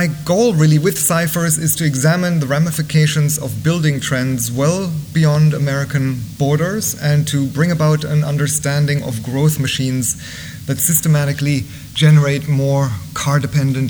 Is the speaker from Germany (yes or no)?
yes; Bavaria, Germany; moved away; growing up in Germany